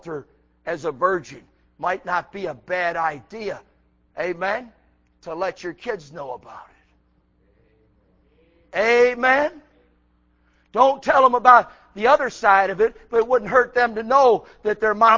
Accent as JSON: {"language": "English", "town": "Buffalo", "region": "New York", "country": "United States", "also_born_or_lived": "South Carolina", "moved": "as an adult", "said": "I came from New York. Buffalo, New York"}